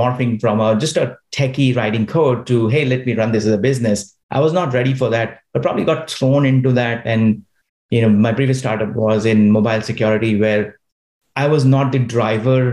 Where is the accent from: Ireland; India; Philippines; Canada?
India; Dhanbad, Jharkhand; moved away as an adult; also born or lived in Mesra, India; now in Silicon Valley, United States; I grew up in India, grew up in a mining town called Dhanbad